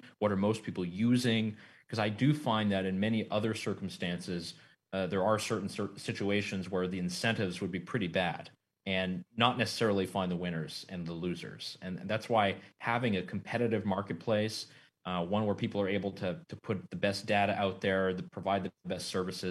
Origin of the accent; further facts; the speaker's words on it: United States; also born or lived in Europe; myself as an American who's back and forth between Europe